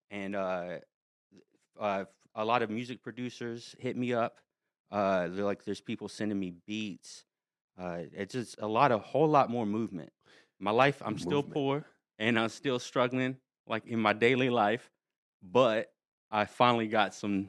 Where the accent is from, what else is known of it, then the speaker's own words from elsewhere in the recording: North Carolina, United States; I do have like some Cherokee in my family, but like I'm from North Carolina. There's a lot of Cherokee around that area.